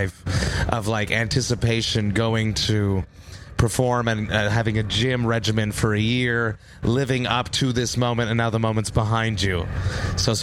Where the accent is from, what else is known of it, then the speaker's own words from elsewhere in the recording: Montreal, Quebec, Canada; I'm from Montreal